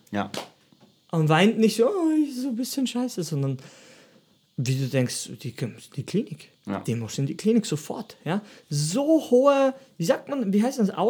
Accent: Austria; Und, und ich bin auch Österreicher und ich trainiere auch

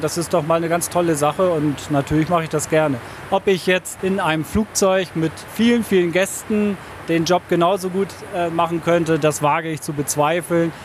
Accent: Bremen, Germany; ich bin gebürtiger Bremer

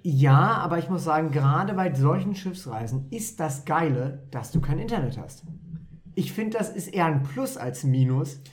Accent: Wolfenbüttel, Lower Saxony, Germany; Ich bin zwar halb Pfälzer, halb äh, Ostfriese, aber ich bin hier in Wolfenbüttel aufgewachsen

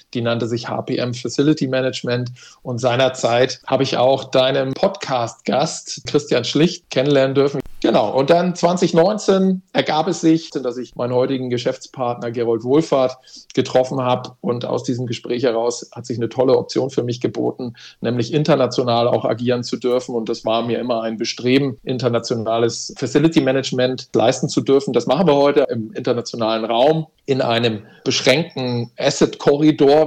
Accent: Hamburg, Germany; accent: Hamburg; moved away as an adult; also born or lived in Hesse; now in Baden-Württemberg, Germany; Ich bin Hamburger Jung, klassischer Hamburger Jung, in Hamburg geboren

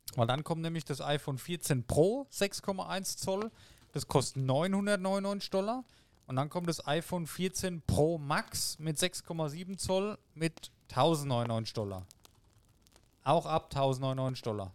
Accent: Germany; hier bei uns in Deutschland

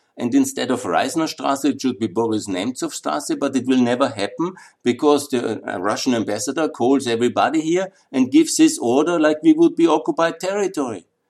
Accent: Upper Austria, Austria; I come from Upper Austria, that's up on the Danube.

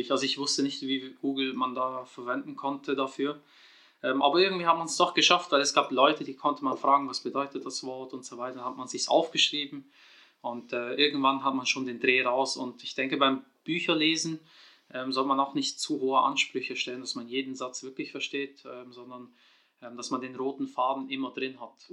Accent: Switzerland; ich bin 87er Baujahr, in der Schweiz geboren und aufgewachsen.

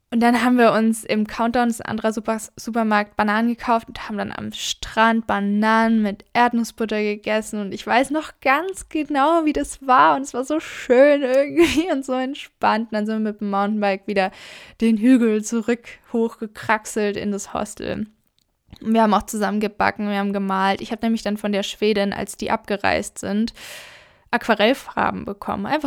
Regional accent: Southern Germany, Germany; wie gesagt, ich komme ja aus Süddeutschland von den Bergen

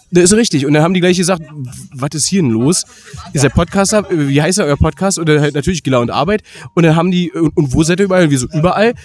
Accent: Berlin, Germany; ich komme aus Berlin.

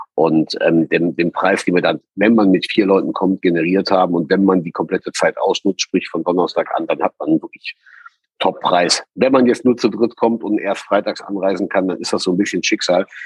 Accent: Heimbach, North Rhine-Westphalia, Germany; also born or lived in Bonn; in unsere Heimat, in die Eifel, nach Heimbach

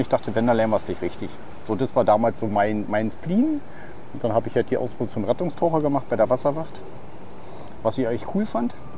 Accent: Neuruppin, Brandenburg, Germany; moved away as an adult; now in Tenerife, Spain; ich bin ja gebürtig aus Neuruppin

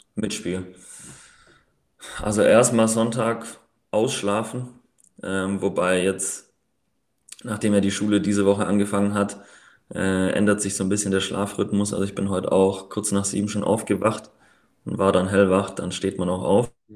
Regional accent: Riedlingen, Baden-Württemberg, Germany; moved away as an adult; also born or lived in Pfrondorf; now in Tübingen, Germany; Ich komme aus Riedling, also Geburtsort von Mario Gomez. Mario Gomez. ja. Wer das kennt, also Landkreis Biberach und bin dann nach dem Abi nach Tübingen

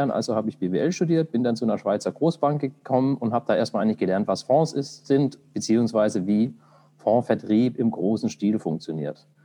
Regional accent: Stuttgart, Baden-Württemberg, Germany; ich bin nämlich selber äh, in Stuttgart groß geworden, das heißt, ich bin ein Schwabe

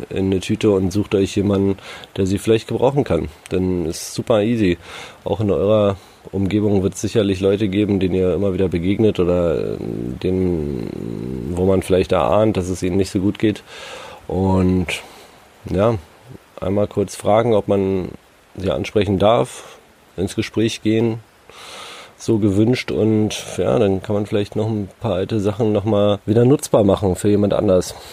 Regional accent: Berlin, Germany; ich bin halt in Berlin groß geworden, ne? Da ja, es ist eine Metropole wie wir alle großen Städte.

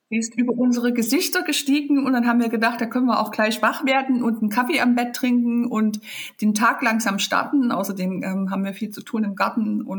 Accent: Leipzig, Saxony, Germany; Ja, ich komme aus Leipzig. Ich bin ein richtiges DDR-Kind.

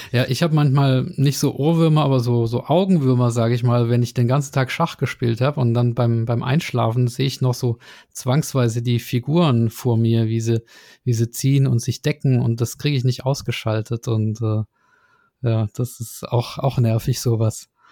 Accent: Nürtingen, Baden-Württemberg, Germany; da, wo ich herkomme, aus Nürtingen

